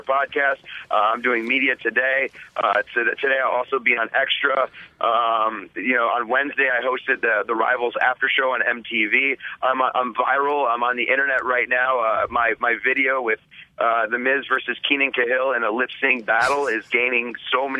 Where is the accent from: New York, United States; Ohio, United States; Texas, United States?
Ohio, United States; Cleveland; I'm from Cleveland